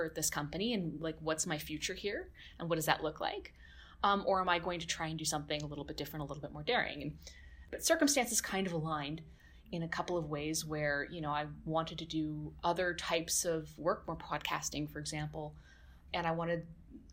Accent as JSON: {"language": "English", "region": "West Coast", "country": "Canada", "tie": "born or raised there", "also_born_or_lived": "Calgary, Alberta", "moved": "as an adult", "said": "I was born in Calgary, but I grew up mostly in the West Coast."}